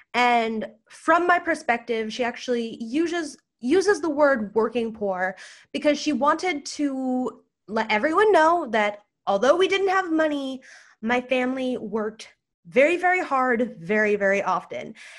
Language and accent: English; United States; first language English; I'm white, I'm a U S citizen, English is my first language